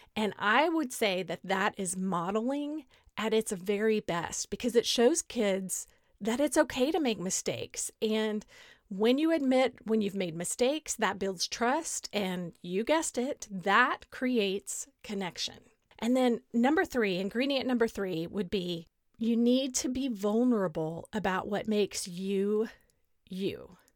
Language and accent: English; Beaumont, Texas, United States; moved away as an adult; also born or lived in College Station, Texas / France / Northern Virginia; now in Dallas, United States; my hometown of Beaumont